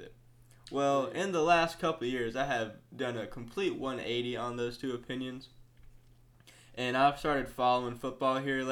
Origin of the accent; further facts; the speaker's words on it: Georgia, United States; we're all from Georgia